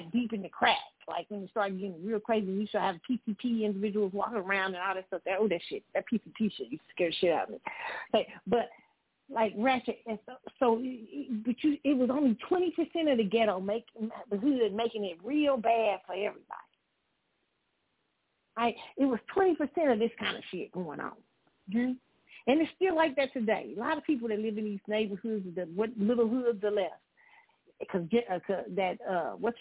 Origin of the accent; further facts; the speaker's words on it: Kansas City, United States; in Kansas City, when you grew up in the Midwest